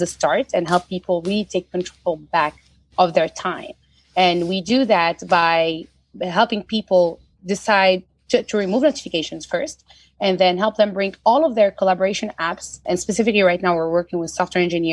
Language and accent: English; Tunisia; moved away; I'm originally from Tunisia